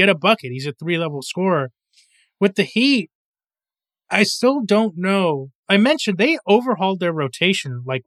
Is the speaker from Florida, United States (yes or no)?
yes; South Florida, United States; I grew up in South Florida